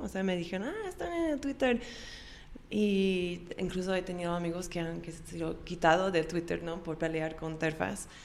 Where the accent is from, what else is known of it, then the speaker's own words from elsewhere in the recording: Austin, Texas, United States; Yo, yo me nací en, en Austin